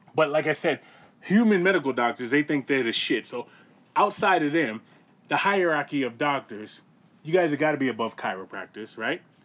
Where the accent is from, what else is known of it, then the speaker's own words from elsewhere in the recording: Boston, Massachusetts, United States; I grew up in Boston